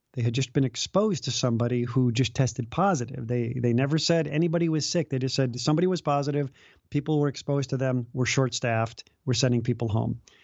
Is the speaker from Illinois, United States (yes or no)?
yes; Chicago, Illinois, United States; also born or lived in Los Angeles; now in Des Moines, United States; I grew up in Chicago and left L A to be in a small suburb of Des Moines